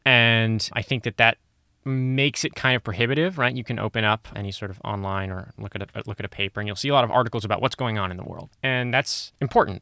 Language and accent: English; Santa Monica, California, United States; I'm from Santa Monica, California, which is where we are